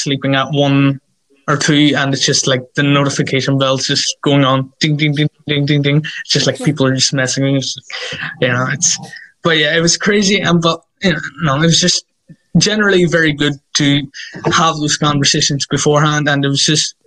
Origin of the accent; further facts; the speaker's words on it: Ireland; I come from Ireland